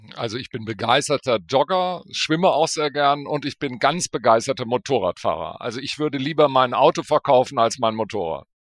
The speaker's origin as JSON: {"language": "German", "town": "Bonn", "region": "North Rhine-Westphalia", "country": "Germany", "also_born_or_lived": "Berlin", "said": "meine Heimat ist eigentlich Bonn"}